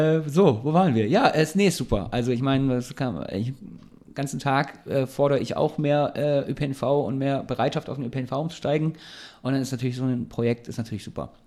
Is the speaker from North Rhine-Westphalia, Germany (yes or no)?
no; Ulm, Baden-Württemberg, Germany; now in Heidelberg, Germany; ich komme ja aus Ulm